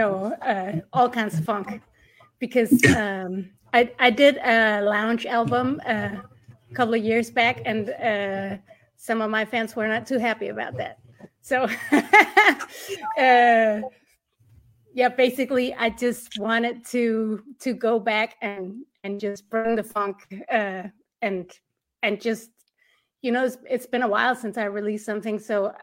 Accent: Denmark; I'm from Denmark

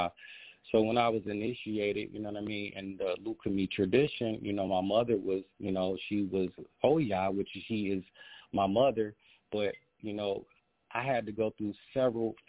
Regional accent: Ohio, United States; I was born in Ohio

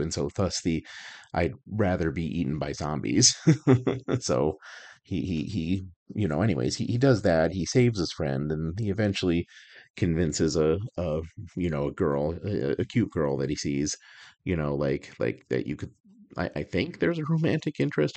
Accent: Albuquerque, New Mexico, United States; moved away; I grew up in Albuquerque. I spent thirty-five years of my life in Albuquerque

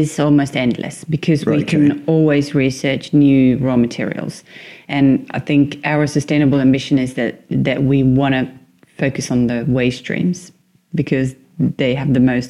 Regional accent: Tampere, Pirkanmaa, Finland; I'm from Tampere

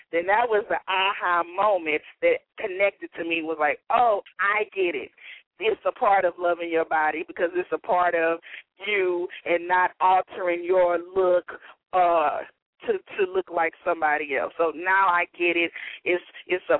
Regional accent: Baton Rouge, Louisiana, United States; moved away; this is the first event I'm hosting in my hometown

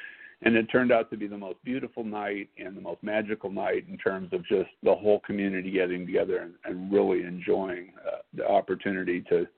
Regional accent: Pasadena, California, United States; moved away as an adult; also born or lived in Minnesota; now in Austin, Minnesota, United States; I grew up in Los Angeles. So mostly in Pasadena, California, through public schools the entire time. I graduated from John Muir High School in Pasadena. I then graduated college and law school from UCLA

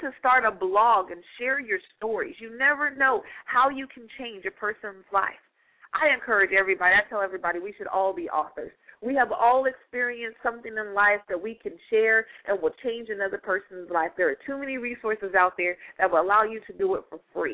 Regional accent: Stockton, California, United States; moved away; back in my hometown in Stockton, California. I was in elementary school

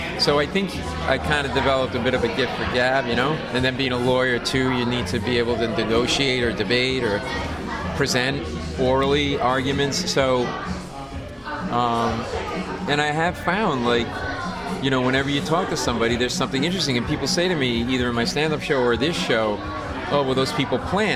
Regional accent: Rhode Island, United States; We grew up in Rhode Island

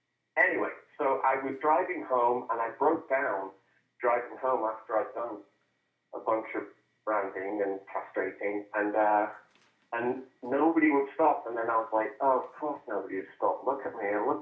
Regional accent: England, United Kingdom; now in Arizona, United States; I think I'm probably the only English cowboy in northern Arizona, and everyone thinks I'm Australian because, you know, I look like a cowboy.

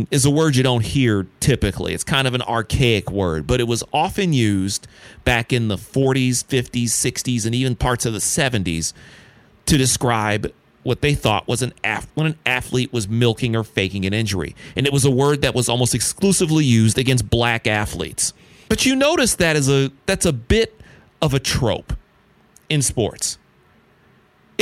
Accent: Detroit, Michigan, United States; growing up in Detroit

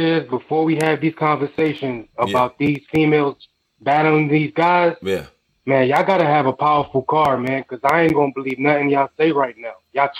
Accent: New York City, New York, United States; I'm from the Bronx, man.

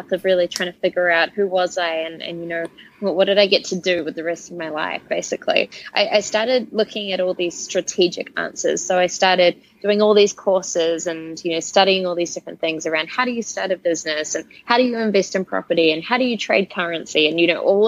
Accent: Auckland, New Zealand; moved away as an adult; I grew up in Auckland, New Zealand

